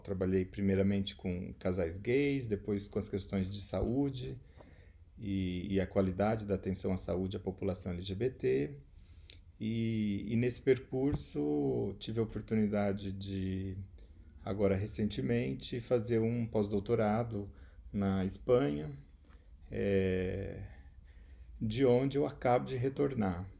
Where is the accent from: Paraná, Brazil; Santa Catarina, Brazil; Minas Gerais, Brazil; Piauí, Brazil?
Paraná, Brazil; Maringá; moved away as an adult; also born or lived in Ribeirão Preto / Spain; sou também maringaense, né, a cidade onde eu moro, mas também onde eu nasci.